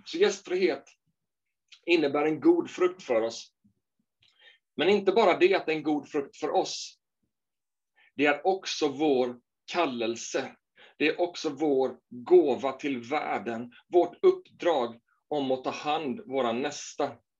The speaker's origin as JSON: {"language": "Swedish", "region": "Småland", "country": "Sweden", "tie": "born or raised there", "said": "när jag växte upp i Småland"}